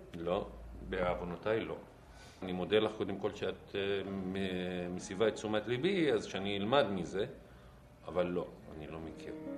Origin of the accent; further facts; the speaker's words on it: Haifa, Haifa District, Israel; אני מחיפה